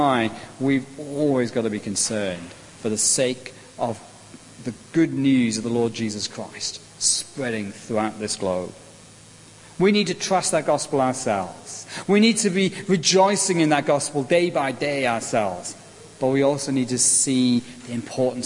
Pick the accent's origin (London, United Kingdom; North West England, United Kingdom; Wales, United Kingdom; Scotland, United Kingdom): Wales, United Kingdom; Welsh; I'm Welsh.